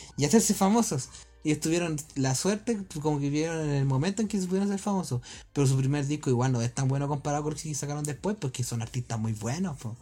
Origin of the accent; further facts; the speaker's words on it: Rancagua, O'Higgins, Chile; somos de Rancagua